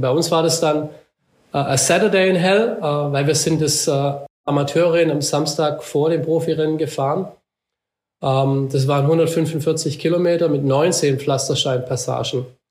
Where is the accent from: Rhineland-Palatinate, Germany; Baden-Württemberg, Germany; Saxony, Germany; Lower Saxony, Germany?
Baden-Württemberg, Germany; Black Forest; ich bin ja hier aufgewachsen im Schwarzwald